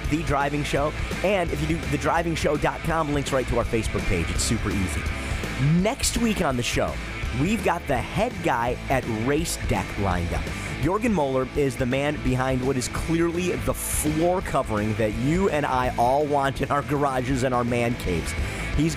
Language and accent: English; Detroit, Michigan, United States; I'm from Detroit